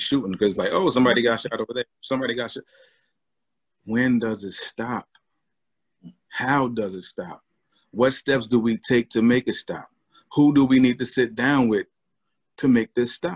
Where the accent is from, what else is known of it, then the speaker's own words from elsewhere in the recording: Albany, United States; growing up in Albany